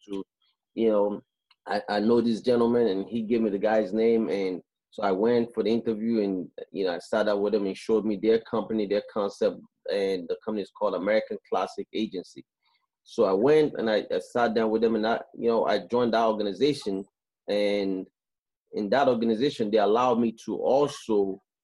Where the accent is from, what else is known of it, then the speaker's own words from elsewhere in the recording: Nigeria; moved away as an adult; also born or lived in Canada; now in United States; I'm from West Africa, Nigeria, and I left Africa when I was 18 years old, and I moved to Canada first